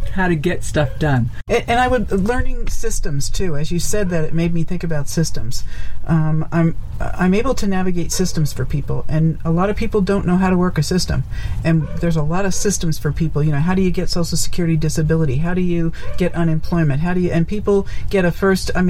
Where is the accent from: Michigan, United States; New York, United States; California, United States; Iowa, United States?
New York, United States; moved away as an adult; also born or lived in Nevada; was being from New York